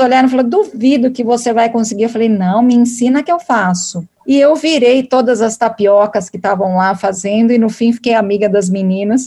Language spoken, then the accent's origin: Portuguese; São Paulo, Brazil; eu sou paulista